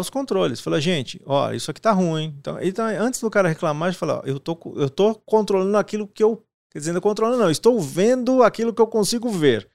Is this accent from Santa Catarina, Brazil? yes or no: no; Paraná, Brazil; nasci no Paraná